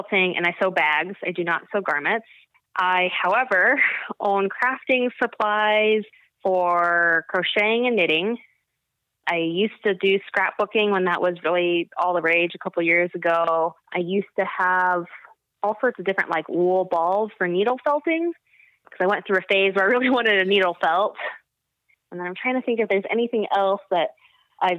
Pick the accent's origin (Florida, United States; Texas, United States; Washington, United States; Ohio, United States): Texas, United States; Dallas; moved away as an adult; also born or lived in Indiana; I was born and raised in Dallas, Texas